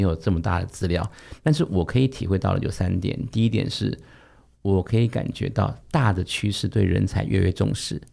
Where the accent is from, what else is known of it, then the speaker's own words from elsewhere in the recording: Taiwan; 大多数我们台湾人很喜欢给一个职称叫特助